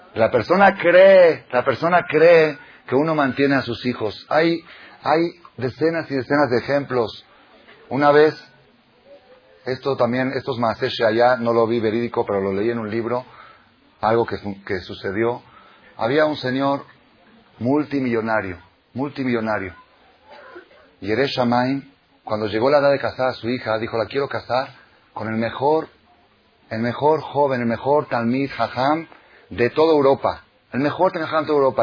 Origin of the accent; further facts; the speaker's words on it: Buenos Aires, Argentina; moved away; En Buenos Aires, mi país natal